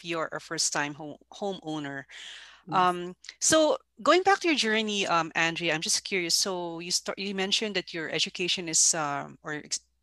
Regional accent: Philippines; moved away as an adult; now in Canada; I came from the Philippines and our culture is kind of different too

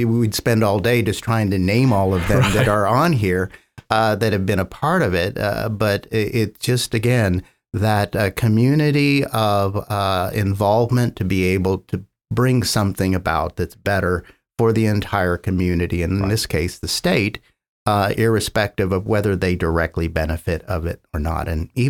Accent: California, United States; now in Oklahoma, United States; So I came from the San Francisco Bay Area and thought I wouldn't be here very long.

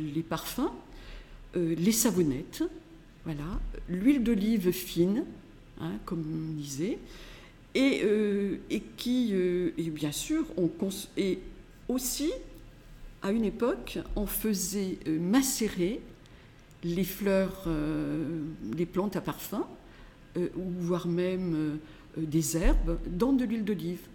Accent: Grasse, Provence-Alpes-Côte d'Azur, France; je suis née à Grasse, dans le quartier Saint-Jean, tout près d'ici, en, en, 1947

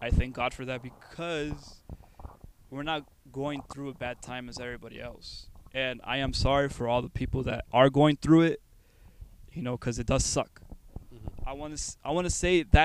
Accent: United States; me and him, we're Americans. We were born here, but we come from Mexican backgrounds

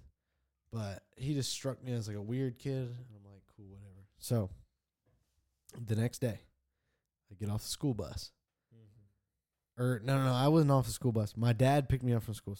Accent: Lawrence, Indiana, United States; I grew up in Lawrence, I went to Oakland Elementary

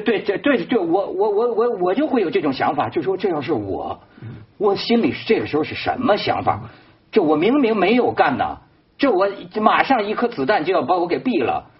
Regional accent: Shijiazhuang, Hebei, China; 虽然我也是十日庄人呐

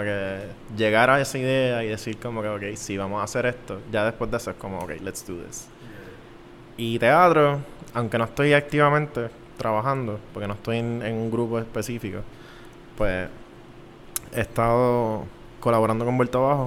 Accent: San Juan, Puerto Rico; yo soy de San Juan

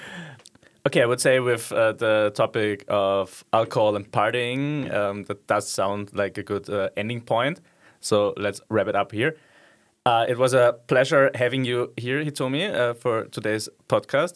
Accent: Austria; moved away as an adult; now in Netherlands; I'm a law student and then I'm from Austria

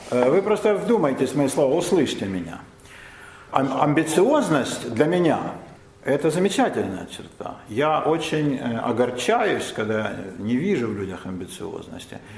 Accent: Moscow, Russia; мы москвичи, я на Полянке. Но и в самой Москве, Москва большой город, вы знаете, да, это недалеко от Мытищ, там тоже своя иерархия, да, значит, я родилась на Знаменке

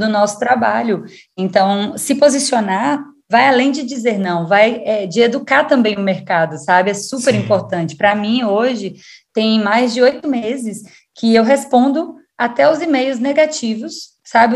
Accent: Salvador, Bahia, Brazil; moved away; sou de Salvador, Bahia.

